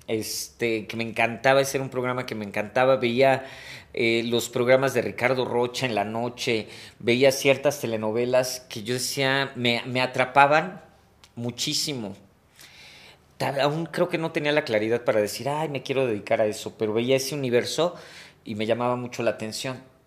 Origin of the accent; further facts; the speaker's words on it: Mexico City, Mexico; Yo nací en la Ciudad de México. Este, pero por trabajo de mi papá algún tiempo nos fuimos a vivir a provincia.